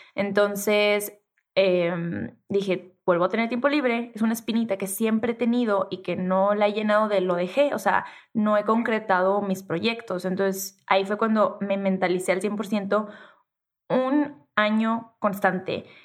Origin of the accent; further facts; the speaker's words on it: Tijuana, Baja California, Mexico; accent: norteña, pocha; yo soy norteña y crecí en Tijuana y soy de frontera y hablo súper pocha